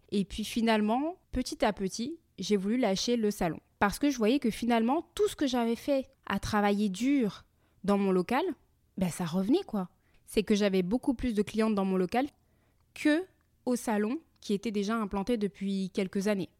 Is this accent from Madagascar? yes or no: no; France; moved away as an adult; now in Montreal, Canada; nous avons quitté la France tous les quatre